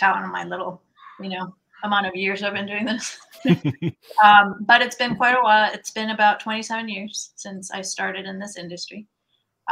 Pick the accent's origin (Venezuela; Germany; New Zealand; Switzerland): Venezuela; moved away as an adult; also born or lived in San Francisco, California; now in United States; I'm originally from Venezuela. Okay. I graduated in business administration in Venezuela. And then I migrated here